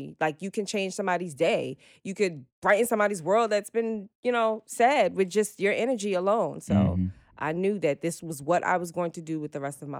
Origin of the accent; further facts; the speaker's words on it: Jamaica; now in Brooklyn, United States; I'm from Jamaica. I live in Brooklyn